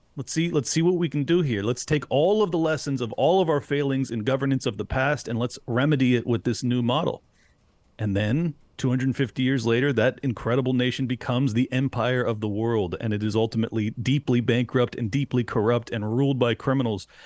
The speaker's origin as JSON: {"language": "English", "town": "San Diego", "region": "California", "country": "United States", "tie": "born or raised there", "moved": "as an adult", "lives_now": "Florida, United States", "said": "I was born and raised in San Diego, California, uh, spent thirty-five years there. And then during lockdowns, I fled to Florida."}